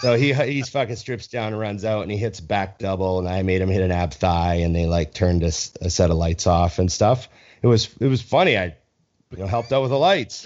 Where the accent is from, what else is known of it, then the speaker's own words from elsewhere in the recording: Canada; as a Canadian